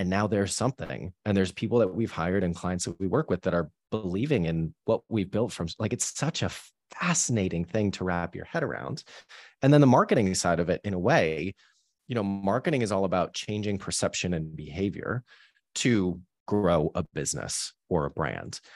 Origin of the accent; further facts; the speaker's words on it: Boston, Massachusetts, United States; moved away as an adult; also born or lived in New York; now in London, United Kingdom; growing up in, uh, Boston with my parents kind of from Boston.